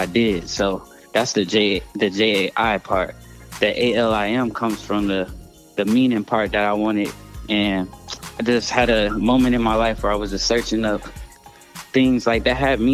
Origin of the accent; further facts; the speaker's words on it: Long Beach, California, United States; I'm from Long Beach, California, born and raised